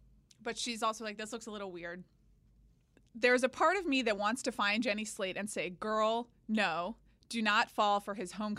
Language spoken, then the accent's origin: English; Atlanta, Georgia, United States; moved away as an adult; So I grew up in Atlanta, as you know.